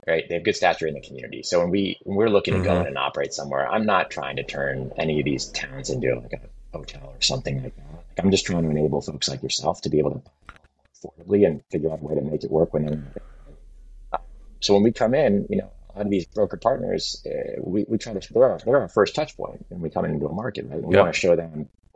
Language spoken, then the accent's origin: English; New England, United States; I grew up in New England